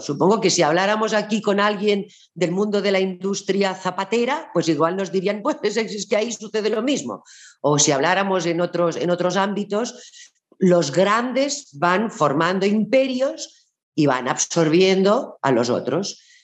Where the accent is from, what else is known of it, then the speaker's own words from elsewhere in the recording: Barcelona, Catalonia, Spain; en Barcelona, que es de donde yo soy